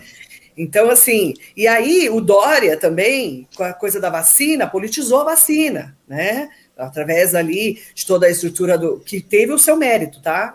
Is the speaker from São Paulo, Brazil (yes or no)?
yes; Suzano, São Paulo, Brazil; also born or lived in Mogi das Cruzes; Nasci em Suzano e desde, desde faz cinco anos eu recebi o título de cidadã mogiana